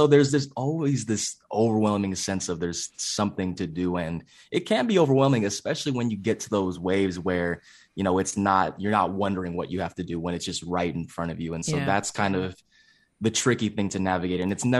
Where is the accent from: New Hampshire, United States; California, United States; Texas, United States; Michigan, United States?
California, United States; now in Pittsburgh, United States; I'm originally from the San Francisco Bay Area, currently residing in Pittsburgh, Pennsylvania, away from family, away from friends.